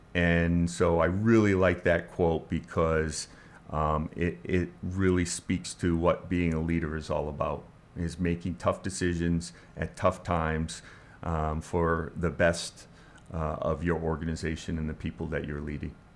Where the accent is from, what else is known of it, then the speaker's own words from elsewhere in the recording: Bangor, Maine, United States; moved away as an adult; also born or lived in Portland, Maine / Florida; I was born in Portland, Maine, and I grew up in the Bangor, Maine area